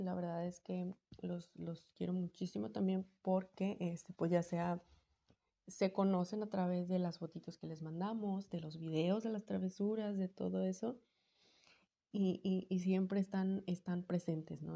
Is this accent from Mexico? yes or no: yes; Sonora, Mexico; yo soy de, de Sonora.